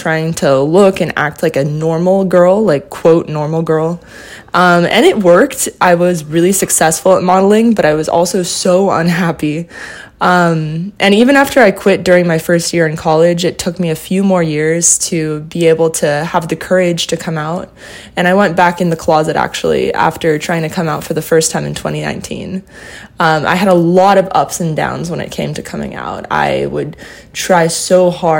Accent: Southern California, United States; now in New York City, United States; I grew up in Southern California in a family of four people

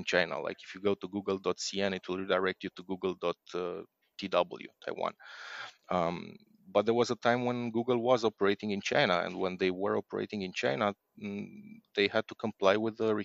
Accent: Romania; I'm from Romania

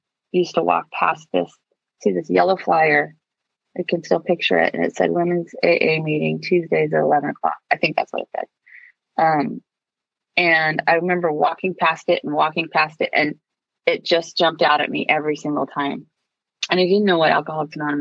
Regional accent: Long Beach, California, United States; I grew up in Long Beach. And then when I was in fifth grade, we moved to Seal Beach

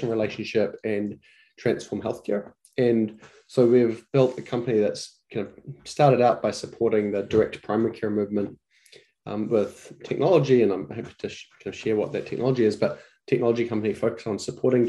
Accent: New Zealand; moved away as an adult; now in United States; My background is I'm from New Zealand

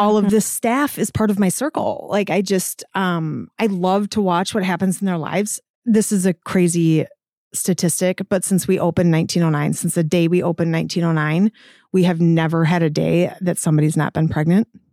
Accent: Cross Plains, Wisconsin, United States; I grew up just outside of Cross Plains. So I am a Middleton High School grad

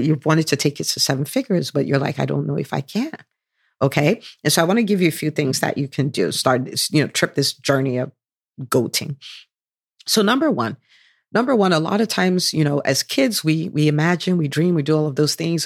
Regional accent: Nigeria; moved away; I did do a bit of growing up in Nigeria

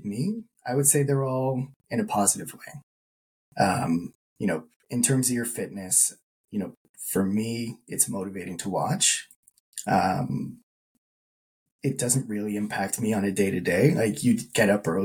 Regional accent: Burlington, Ontario, Canada; also born or lived in Guelph; growing up in Burlington

